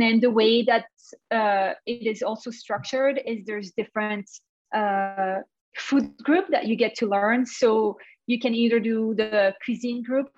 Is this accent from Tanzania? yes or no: no; Belgium; moved away as an adult; also born or lived in Canada / Paris, France; now in Arizona, United States; originally being Canadian, I also have a Canadian nationality, although I grew up in Belgium